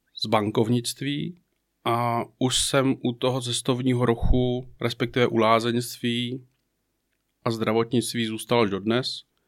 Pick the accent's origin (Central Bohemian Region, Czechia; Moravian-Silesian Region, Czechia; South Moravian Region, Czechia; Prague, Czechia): Prague, Czechia; moved away as an adult; also born or lived in Jičín / Bratislava / Moravia / Karlovy Vary; now in Mariánské Lázně, Czech Republic; Já jsem z Prahy